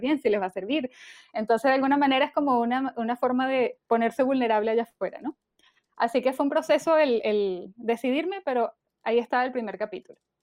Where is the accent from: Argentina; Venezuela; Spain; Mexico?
Venezuela; moved away as an adult; now in Chile; yo nací en Venezuela y yo me vine a vivir a Chile hace, bueno, en el 2014, o sea, ya casi ocho años.